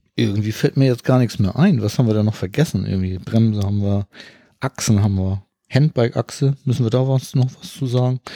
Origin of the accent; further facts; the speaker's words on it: Hamburg, Germany; ich komme aus Hamburg